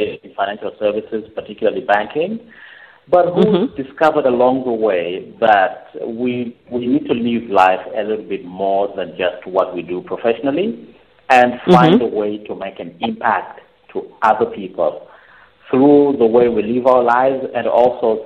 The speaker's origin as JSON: {"language": "English", "region": "Harare", "country": "Zimbabwe", "tie": "born or raised there", "moved": "as an adult", "lives_now": "Seychelles", "said": "I was born in Zimbabwe, grew up in Harare, and found my way out to the Seychelles, and I've been here ever since."}